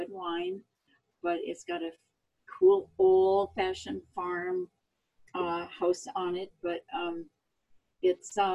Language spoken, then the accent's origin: English; Minnesota, United States; also born or lived in Oregon; I was born in Oregon. I came from originally from the Northwest. I grew up in Minnesota.